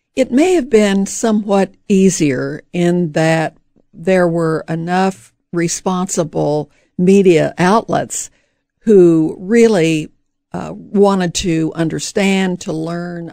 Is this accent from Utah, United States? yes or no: no; St. Joseph, Missouri, United States; I grew up in St. Joseph, Missouri.